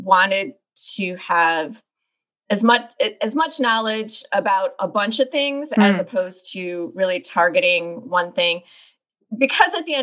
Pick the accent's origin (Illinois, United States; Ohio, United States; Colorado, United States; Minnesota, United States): Illinois, United States; Chicago; I grew up in the Chicagoland area